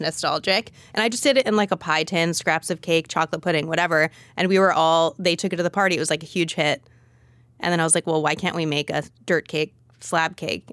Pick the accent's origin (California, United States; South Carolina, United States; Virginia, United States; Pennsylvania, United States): California, United States; Los Angeles; moved away as an adult; also born or lived in Berkeley / San Francisco; I'm from Los Angeles, and I'd been wanting to go back.